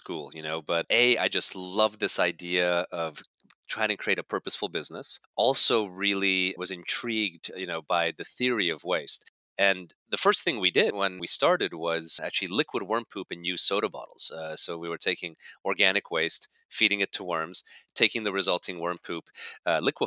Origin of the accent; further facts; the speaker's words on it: Canada; moved away as an adult; also born or lived in Budapest, Hungary / Germany / Netherlands / Belgium; now in New Jersey, United States; grew up in Canada for all intents and purposes, and then came down to university in the United States, which is how I ended up in New Jersey.